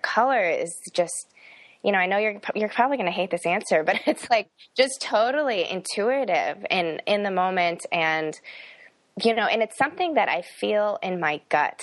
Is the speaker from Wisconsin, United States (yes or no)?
no; Fox River Grove, Illinois, United States; moved away as an adult; also born or lived in South Korea; now in Iowa City, United States; Grew up in the northwest suburbs of Chicago, a pretty small one called Fox River Grove. And that's where I spent my entire childhood.